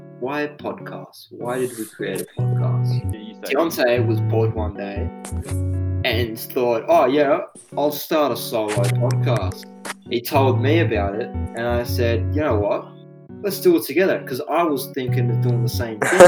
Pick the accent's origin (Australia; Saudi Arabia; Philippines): Australia; we're from Australia